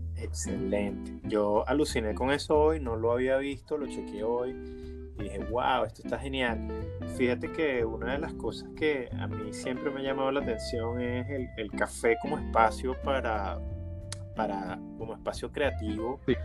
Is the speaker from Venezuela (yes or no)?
yes; Caracas, Capital District, Venezuela; yo me crié en el Valle de Caracas